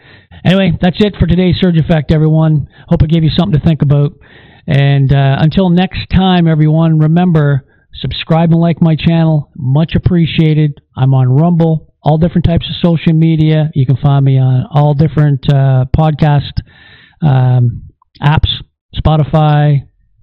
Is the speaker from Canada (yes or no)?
yes; Canada; as a Canadian